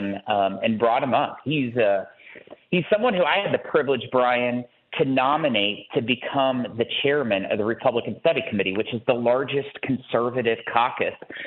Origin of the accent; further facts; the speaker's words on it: Missouri, United States; my home state of Missouri